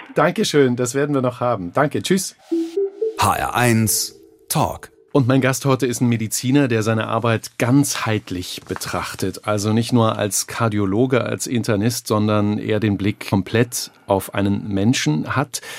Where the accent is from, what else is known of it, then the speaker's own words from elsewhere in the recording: Germany; wir Deutsche